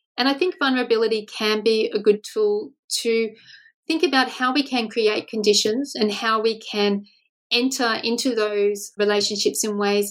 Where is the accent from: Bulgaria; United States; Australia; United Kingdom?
Australia; as an Australian researcher